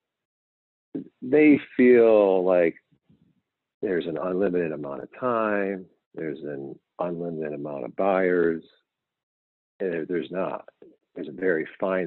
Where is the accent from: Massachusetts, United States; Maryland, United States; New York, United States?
New York, United States; I grew up in New York